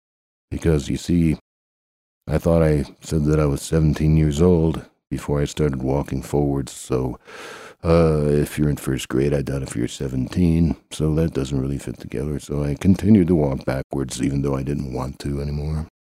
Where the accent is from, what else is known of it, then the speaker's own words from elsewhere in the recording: Chanute, Kansas, United States; So I'm the announcer guy, and I grew up in Chanute, Kansas